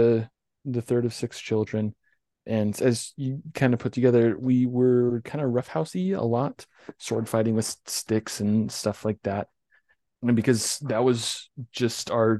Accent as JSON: {"language": "English", "town": "North Ogden", "region": "Utah", "country": "United States", "tie": "born or raised there", "also_born_or_lived": "Richmond, Utah / Logan Canyon", "said": "About 2002, when we moved from Richmond to North Ogden"}